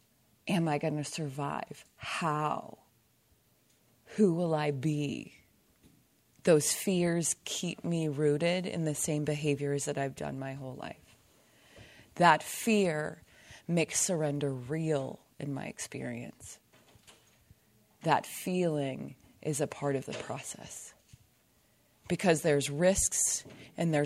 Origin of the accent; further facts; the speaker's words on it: Cincinnati, Ohio, United States; also born or lived in Indianapolis, Indiana / Dayton, Ohio; I grew up in Cincinnati, Ohio, and then lived in Indianapolis, Indiana for a long time